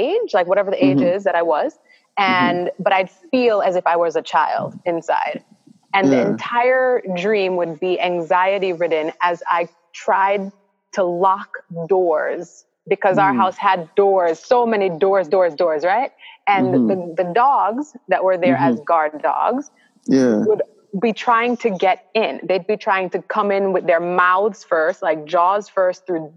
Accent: Stony Hill, Saint Andrew, Jamaica; I grew up in Stony Hill in St. Andrew

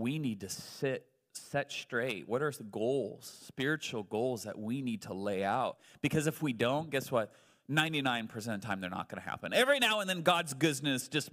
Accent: United States; I'm still an American

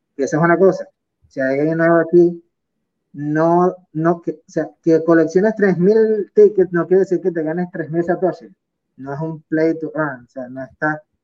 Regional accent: Venezuela; moved away as an adult; also born or lived in United Arab Emirates; yo soy de Venezuela

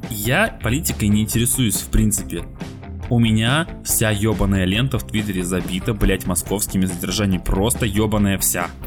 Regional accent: Siberia, Russia; мы сидели вчера в баре с друзьями, и мы из Сибири, а девочка у нас с Дальнего Востока

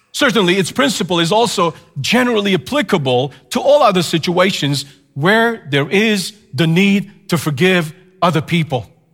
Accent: Canada; as a Canadian, of course, just temporarily in the States

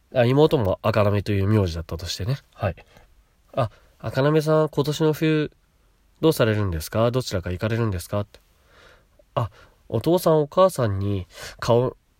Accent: Chiba, Japan; also born or lived in Kashiwa, Chiba; 千葉で、私の父母が家買って、私とのこと育ててくれた

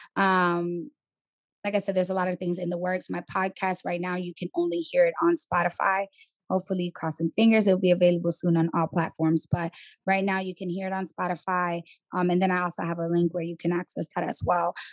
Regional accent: New York City, New York, United States; moved away as an adult; now in Atlanta, United States; I'm from the Bronx, born and raised

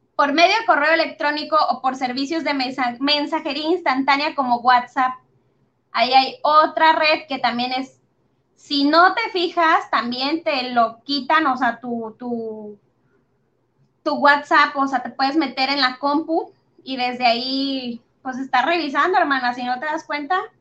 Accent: Mexico; nuestra realidad en México

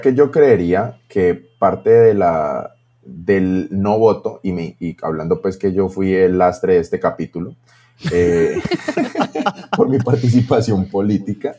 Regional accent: Colombia; todos somos aquí colombianos

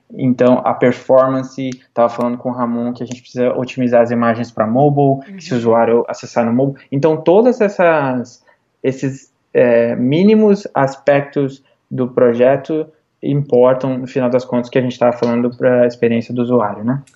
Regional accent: Igrejinha, Rio Grande do Sul, Brazil; moved away as an adult; also born or lived in Porto Alegre / Los Angeles / New York; now in South of San Francisco, United States; de onde eu sou de igrejinha

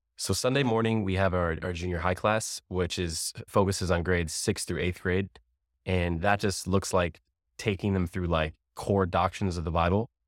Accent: Ohio, United States; also born or lived in Amherst, Ohio; I grew up here in Laredo, Ohio. Grew up also in Amherst. And I've been here my whole life

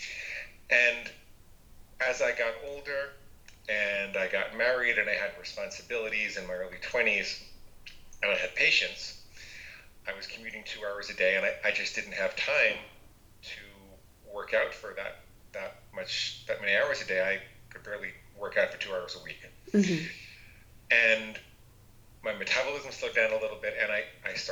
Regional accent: New York, United States; I grew up in New York, and I was in a family of 17 psychotherapists.

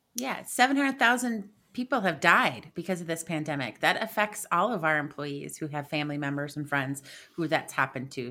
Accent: Midwest, United States; being a Midwesterner

